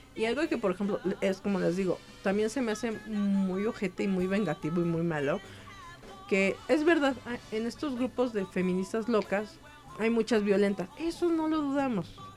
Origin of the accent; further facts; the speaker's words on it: Mexico; así somos los mexicanos